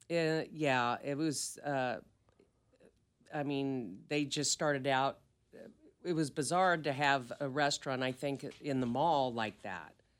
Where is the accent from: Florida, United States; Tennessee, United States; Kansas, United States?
Kansas, United States; I'm from Kansas